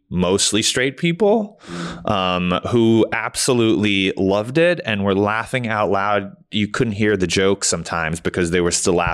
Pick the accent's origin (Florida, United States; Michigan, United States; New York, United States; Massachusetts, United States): New York, United States; New York City; I grew up in New York City.